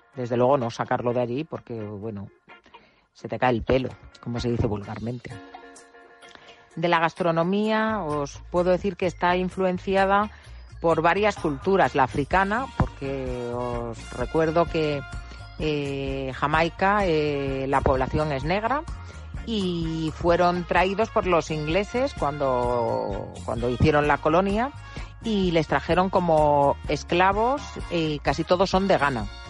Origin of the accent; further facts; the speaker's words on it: Spain; nosotros los españoles